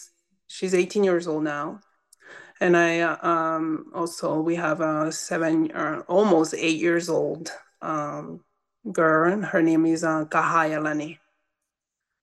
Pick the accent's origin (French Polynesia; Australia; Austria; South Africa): French Polynesia; Windward Islands; English is a second language; moved away as an adult; also born or lived in Mo'orea; now in New Mexico, United States; I grew up in Tahiti